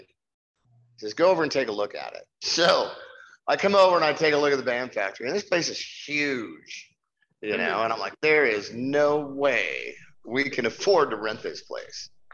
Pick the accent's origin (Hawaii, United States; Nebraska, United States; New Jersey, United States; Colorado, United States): Nebraska, United States; moved away as an adult; also born or lived in Reno, Nevada; born and raised in Nebraska